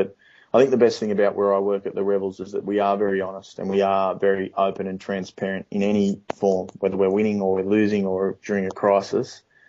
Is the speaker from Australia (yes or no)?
yes; Australia